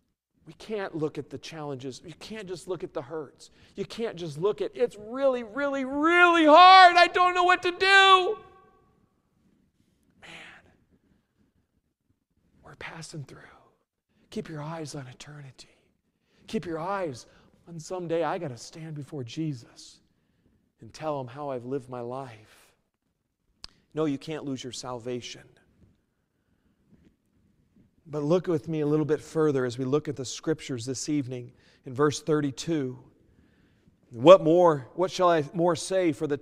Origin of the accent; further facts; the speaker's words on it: New Mexico, United States; also born or lived in Winkler; I came from New Mexico, and then I went to Winkler, and then Winkler, we moved up to here